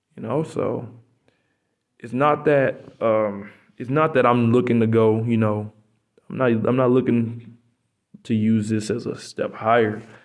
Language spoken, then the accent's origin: English; United States; moved away as an adult; now in Poland; I'm American